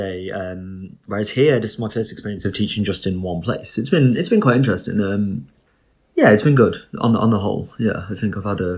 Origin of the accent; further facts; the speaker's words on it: England, United Kingdom; moved away as an adult; now in Spain; Being English